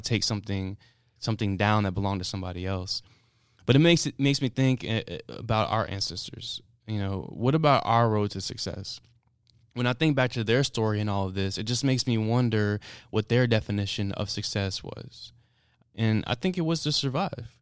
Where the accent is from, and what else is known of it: United States